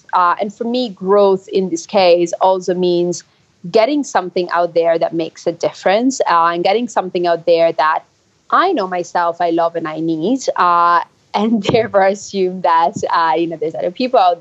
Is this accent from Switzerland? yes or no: yes; Switzerland; now in London, United Kingdom; I'm from Switzerland originally